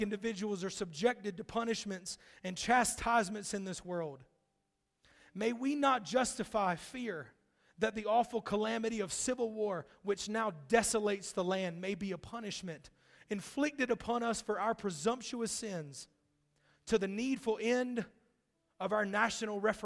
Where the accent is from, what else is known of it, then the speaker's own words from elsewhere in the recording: North Carolina, United States; from right around my hometown in North Carolina